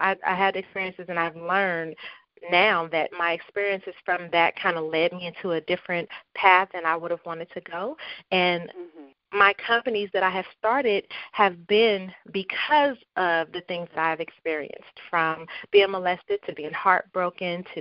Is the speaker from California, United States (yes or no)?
yes; Compton, California, United States; I grew up in Compton, California. That is my hometown.